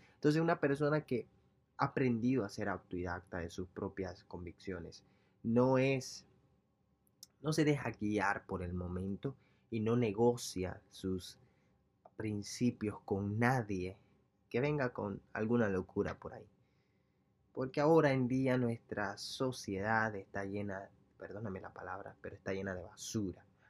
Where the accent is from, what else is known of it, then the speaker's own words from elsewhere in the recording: El Salvador; moved away; yo soy salvadoreño